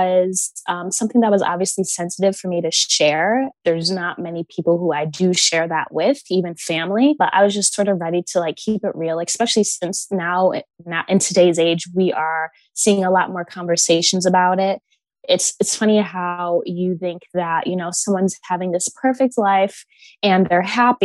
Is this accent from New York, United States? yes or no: no; Connecticut, United States; also born or lived in Baltimore, Maryland; I was born in Baltimore up until I was 5. And then I moved to Connecticut, where I was literally the only Black girl in town